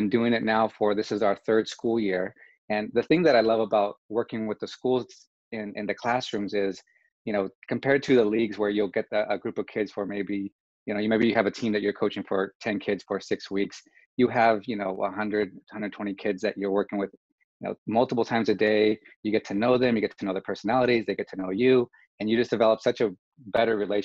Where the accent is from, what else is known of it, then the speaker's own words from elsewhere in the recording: California, United States; moved away as an adult; also born or lived in Honolulu, Hawaii; now in Texas, United States; I'm from California originally